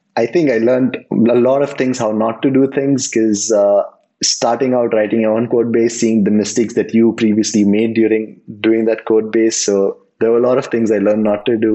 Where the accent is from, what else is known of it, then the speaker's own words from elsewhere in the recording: Mumbai, Maharashtra, India; now in Bangalore, India; I'm from India, originally from Mumbai, and I settled down in Bangalore